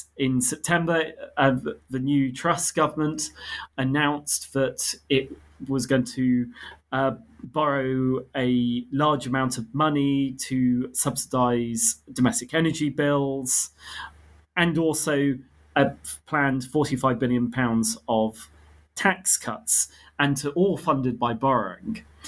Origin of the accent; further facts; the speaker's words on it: United Kingdom; I grew up in Britain, but I have ancestry on my mother's side from Armenia and Ethiopia